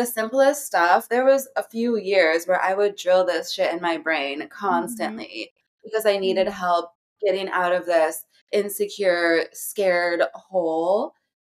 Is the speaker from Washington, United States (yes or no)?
no; Hell, Michigan, United States; moved away as an adult; also born or lived in New York City; now in Los Angeles, United States; I'm from Hell, Michigan